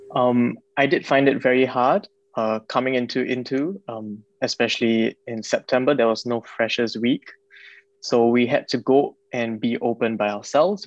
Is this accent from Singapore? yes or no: yes; Singapore; moved away; I'm from Singapore